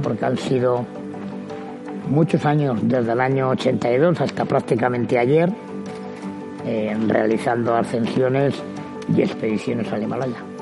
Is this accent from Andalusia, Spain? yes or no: no; Basque Country, Spain; nací en el País Vasco, porque la cultura y la tradición de montaña que tenemos allá pues es eh, inmensa